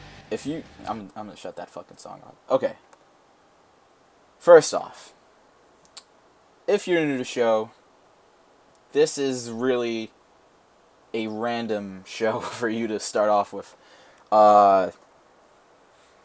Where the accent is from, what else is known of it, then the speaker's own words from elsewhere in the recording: New York, United States; I am a New Yorker